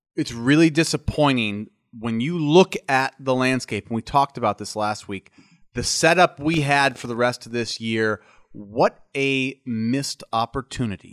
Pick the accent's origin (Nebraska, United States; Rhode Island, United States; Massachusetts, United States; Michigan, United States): Nebraska, United States; I'm from Nebraska, which is a cold weather state